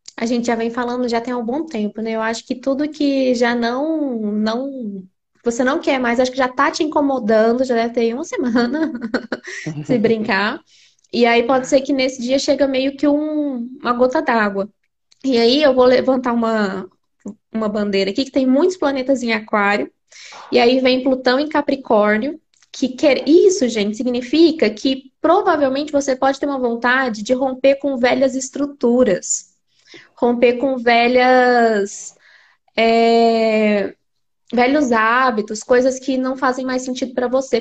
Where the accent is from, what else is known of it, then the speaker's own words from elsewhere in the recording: Uberlândia, Minas Gerais, Brazil; moved away; Nós somos de Uberlândia